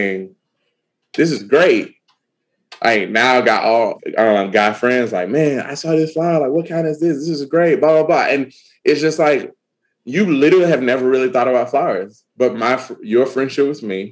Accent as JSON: {"language": "English", "region": "Alabama", "country": "United States", "said": "I'm from Alabama"}